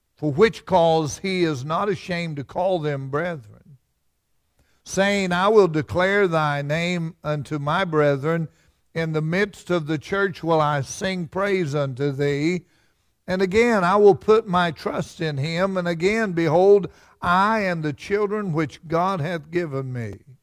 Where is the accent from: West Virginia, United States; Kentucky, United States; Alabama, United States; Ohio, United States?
West Virginia, United States; Fudge Creek; I'm from Fudge Creek, and we had Mud River